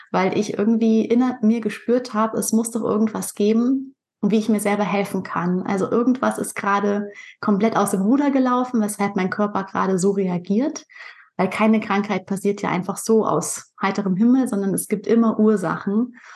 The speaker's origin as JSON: {"language": "German", "town": "Pinneberg", "region": "Schleswig-Holstein", "country": "Germany", "said": "Ich komme aus Pinneberg. Das ist bei Hamburg, also im hohen Norden von Deutschland."}